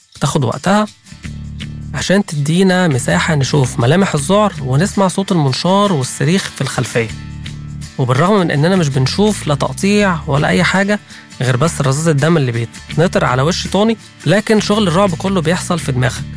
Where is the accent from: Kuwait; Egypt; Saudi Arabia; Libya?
Egypt; عندنا في مصر